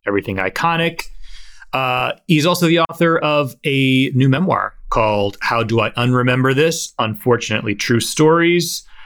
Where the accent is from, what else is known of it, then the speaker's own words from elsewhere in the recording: Ohio, United States; my home state